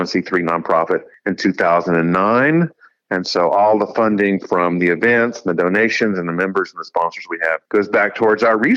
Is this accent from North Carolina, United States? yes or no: yes; Raleigh, North Carolina, United States; Raleigh, which is where I grew up in North Carolina